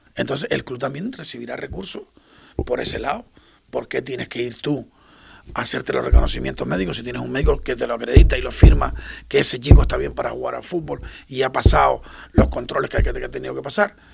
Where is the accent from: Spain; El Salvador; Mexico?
Spain; Puerto del Rosario, Canary Islands; yo soy más majorero que, canario, porque me vine con seis años, me vine en el año 72